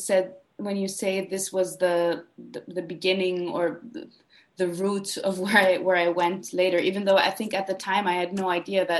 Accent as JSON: {"language": "English", "region": "Vienna", "country": "Austria", "tie": "born or raised there", "said": "I grew up in Vienna"}